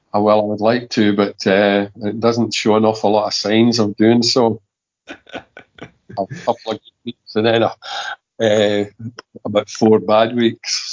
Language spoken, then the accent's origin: English; Kilmarnock, Scotland, United Kingdom; I was brought up in Kilmarnock and I was brought up supporting Kilmarnock